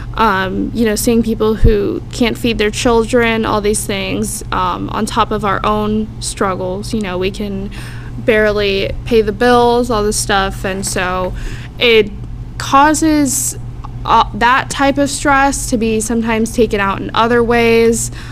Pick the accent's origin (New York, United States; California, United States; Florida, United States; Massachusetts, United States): Florida, United States; Clearwater; also born or lived in St. Petersburg, Florida; I grew up in Clearwater